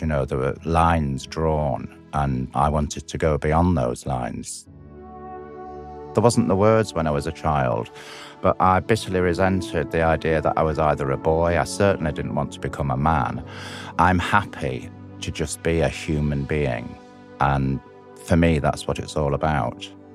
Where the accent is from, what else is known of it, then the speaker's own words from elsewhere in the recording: Blackpool, North West England, United Kingdom; I'm from Blackpool, which is a seaside resort on the northwest coast of England